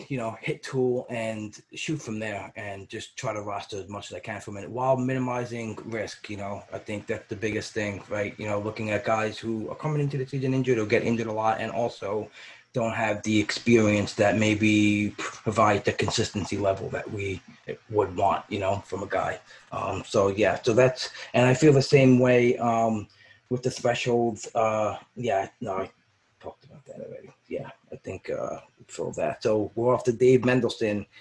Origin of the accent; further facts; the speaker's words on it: New York City, New York, United States; I'm from Brooklyn